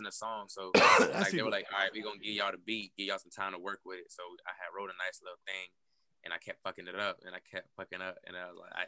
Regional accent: New York, United States; moved away; I grew up in New York

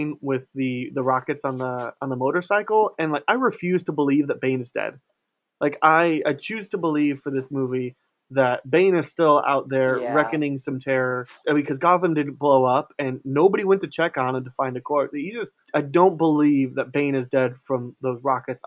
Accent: near Chicago, Illinois, United States; I grew up near Chicago.

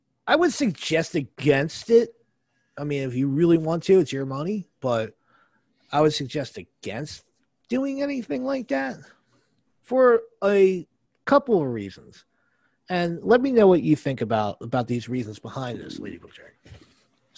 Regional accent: New Jersey, United States; I'm from New Jersey.

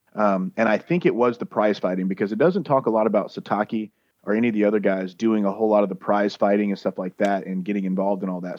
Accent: Louisiana, United States; I'm from Louisiana.

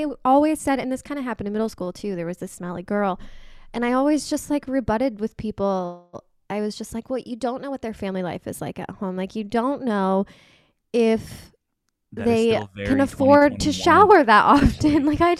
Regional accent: Houston, Texas, United States; These are cities in Texas, by the way. We're both originally from the Houston area, so we have a lot of Houston connections.

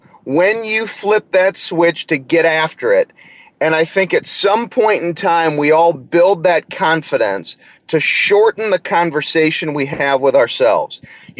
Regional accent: St. Louis, Missouri, United States; I'm a St. Louis Cardinals fan. I'm from St. Louis.

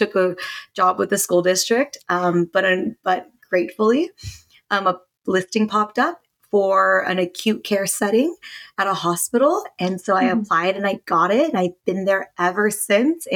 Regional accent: United States; I am a Filipino American, and so I grew up in an Asian household

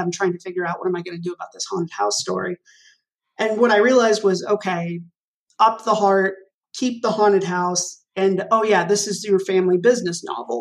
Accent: Arlington, Texas, United States; moved away as an adult; growing up in Arlington, Texas

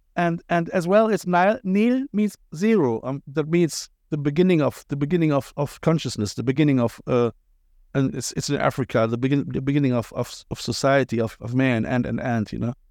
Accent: Cologne, North Rhine-Westphalia, Germany; accent: Kölsch, Cologne accent; first language German; English is a second language; moved away as an adult; now in Ireland; I'm from Cologne

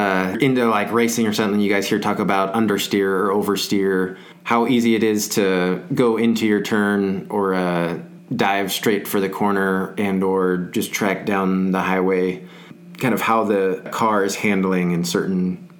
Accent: San Antonio, Texas, United States; moved away as an adult; So I'm from San Antonio. My grandparents were in the service. They retired, and we stayed there at Randolph. I ended up staying there my whole life.

